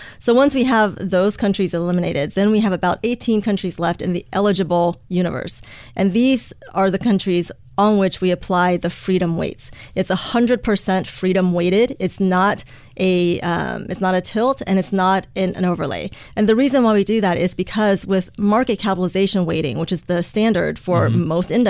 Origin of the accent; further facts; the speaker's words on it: Beijing, China; also born or lived in United States / Hong Kong; I was born in Beijing, and I grew up in both China and the U.S., going back and forth between the two countries.